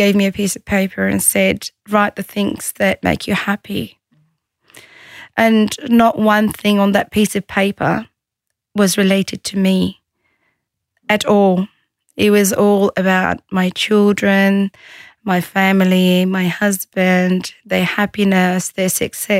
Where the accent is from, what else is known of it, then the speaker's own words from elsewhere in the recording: Australia; also born or lived in Egypt; I was born and raised in Australia, but I did live in Egypt for 5 years when I got married